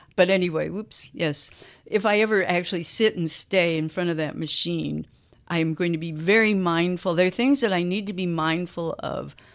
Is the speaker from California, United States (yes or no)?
no; Kansas, United States; moved away as an adult; now in Chicago, United States; I grew up in Kansas, so still the Midwest, Chicago is where I moved when I was nineteen